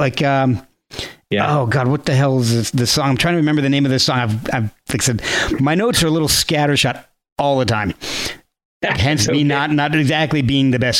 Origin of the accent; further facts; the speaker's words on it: New Jersey, United States; I grew up in New Jersey